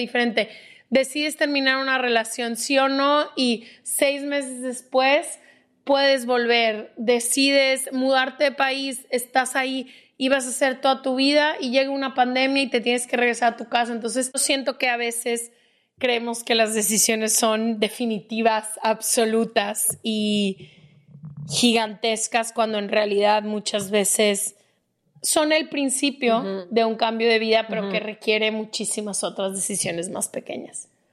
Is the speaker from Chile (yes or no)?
no; Ecuador; soy de Ecuador